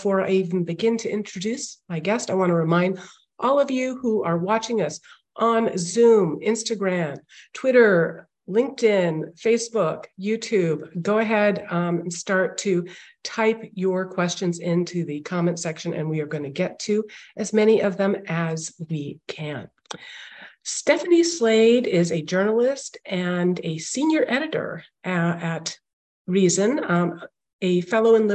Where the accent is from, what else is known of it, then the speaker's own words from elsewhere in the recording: India; born there; Plus, I was born in India